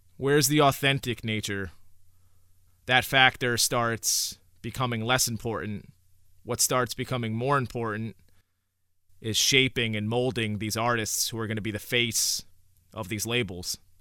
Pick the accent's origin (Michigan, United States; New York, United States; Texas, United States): New York, United States; Newburgh; also born or lived in Oneonta, New York; I grew up in Newburgh, New York, which is, uh, in the Hudson Valley area